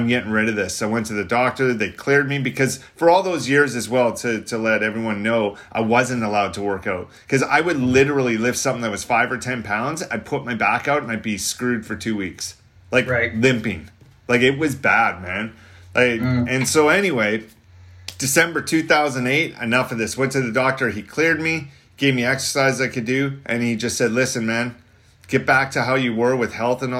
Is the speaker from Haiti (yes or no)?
no; Canada; I'm from Canada.